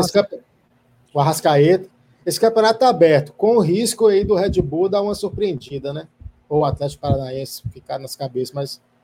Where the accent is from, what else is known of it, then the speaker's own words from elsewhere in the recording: Minas Gerais, Brazil; Eu sou o patrocinador do Galo, porque eu sou de Minas Gerais